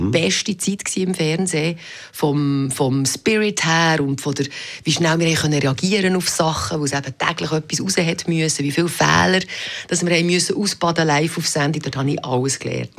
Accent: Meinisberg, Bern, Switzerland; born or raised there; moved away; also born or lived in Biel / Zurich

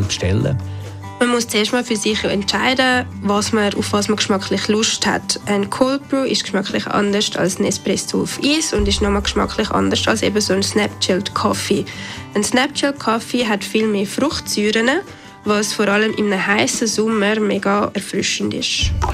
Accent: Switzerland; bei uns in der Schweiz

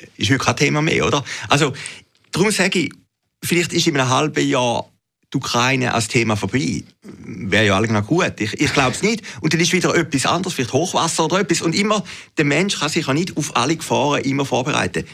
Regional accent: Uhwiesen, Zurich, Switzerland; als ich kleiner Bub war, bei uns in Uwiesen im Zürcher Wieland

